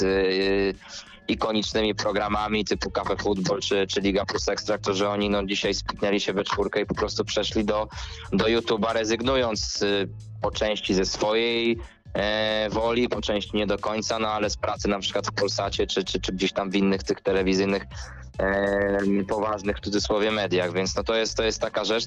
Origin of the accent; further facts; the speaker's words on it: Ząbki, Masovian Voivodeship, Poland; ja jestem z Ząbek